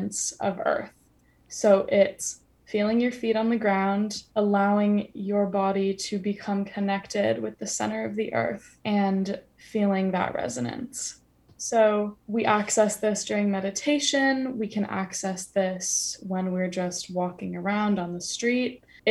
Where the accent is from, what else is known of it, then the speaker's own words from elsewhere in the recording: United States; moved away as an adult; now in London, United Kingdom; being American